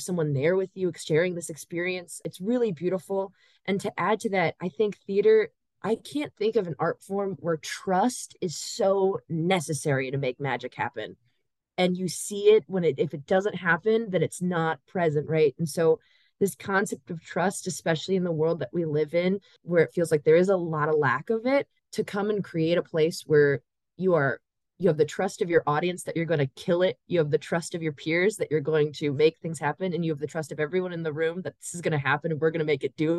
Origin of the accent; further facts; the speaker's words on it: Chicago, Illinois, United States; I grew up in Chicago